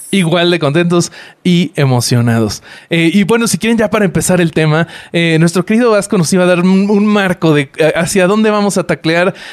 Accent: Mexico City, Mexico; yo soy chilango

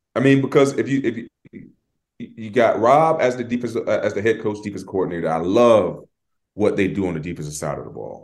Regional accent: Florida, United States; we're from Florida

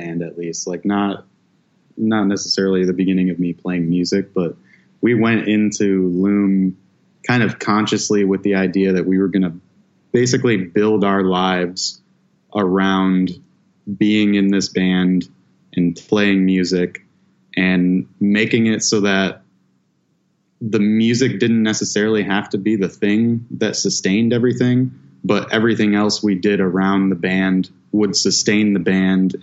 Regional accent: Lexington, Michigan, United States; also born or lived in Port Huron, Michigan; There's like a little kind of resort town called Lexington, Michigan. And that's originally where I'm from.

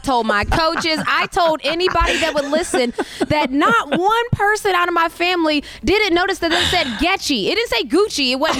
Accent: West Virginia, United States; moved away; some plain old country because we grew up in West Virginia.

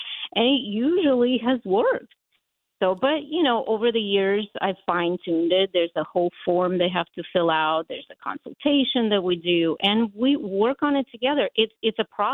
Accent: Latvia; English is a second language; also born or lived in Ukraine; now in United States; I was born in Ukraine, but we lived in the Baltics in Latvia

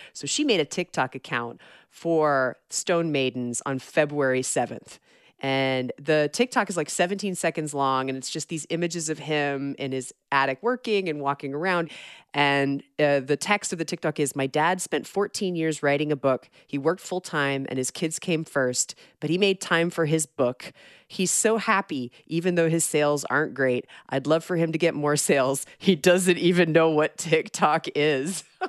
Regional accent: Georgia, United States; my home state of Georgia

